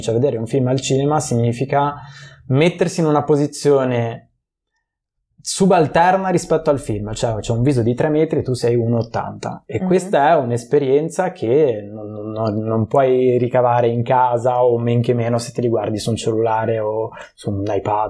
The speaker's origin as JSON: {"language": "Italian", "town": "Genoa", "region": "Liguria", "country": "Italy", "also_born_or_lived": "Prague", "said": "io sono di Genova"}